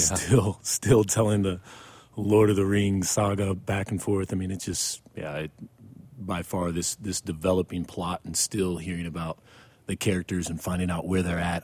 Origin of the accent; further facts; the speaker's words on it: Mexico, Missouri, United States; now in Fort Worth, United States; I'm from Mexico, Missouri, which is not far from, um, um, Ferguson at all